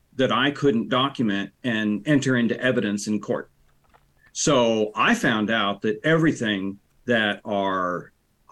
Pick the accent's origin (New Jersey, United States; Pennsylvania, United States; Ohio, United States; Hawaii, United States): Ohio, United States; Central; also born or lived in Reynoldsburg, Ohio; born and raised in Central Ohio